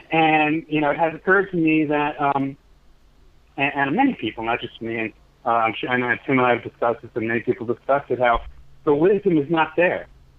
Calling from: Brooklyn, New York, United States; Brooklyn, New York.

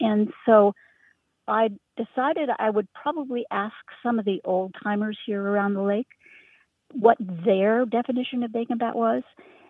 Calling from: Richmond, Virginia, United States; Hi, this is …. I'm calling from Richmond, Virginia, but my heart is in the Berkshires of Western Massachusetts.

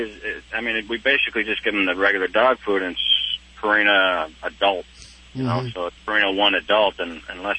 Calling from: Charlotte, North Carolina, United States; Charlotte, North Carolina.

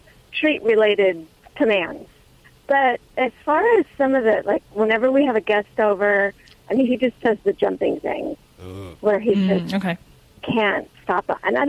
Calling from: San Luis Obispo, California, United States; From San Luis Obispo, California.

